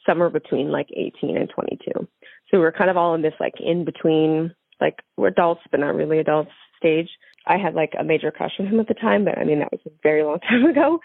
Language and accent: English; Palmdale, California, United States; I grew up in Palmdale, so it's like a neighboring town to where this happened